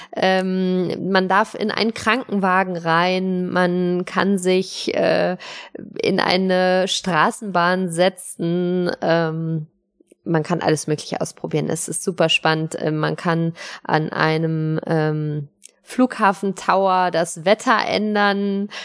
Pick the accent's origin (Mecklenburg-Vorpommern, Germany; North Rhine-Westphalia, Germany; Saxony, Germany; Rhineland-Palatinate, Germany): North Rhine-Westphalia, Germany; Cologne; moved away; in Köln unterwegs, in meiner alten Heimat